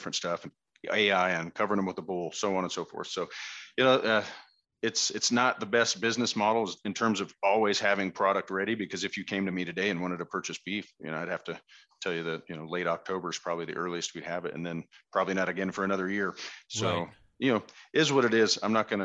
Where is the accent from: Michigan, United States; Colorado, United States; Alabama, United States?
Colorado, United States; Westminster; also born or lived in Hawaii; now in Fort Collins, United States; we grew up down in the Westminster, North Glen area, just north of Denver